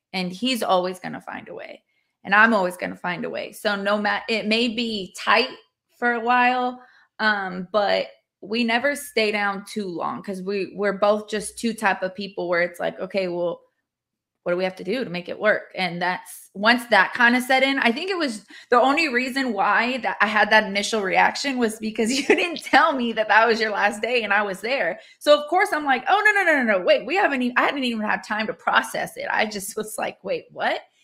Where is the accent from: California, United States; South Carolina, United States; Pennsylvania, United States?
California, United States; moved away as an adult; also born or lived in Hawaii; now in Arkansas, United States; I am born and raised in California